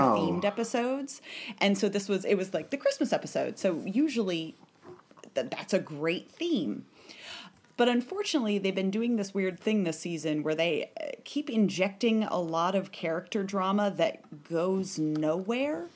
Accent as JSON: {"language": "English", "region": "Vermont", "country": "United States", "said": "I'm from Vermont"}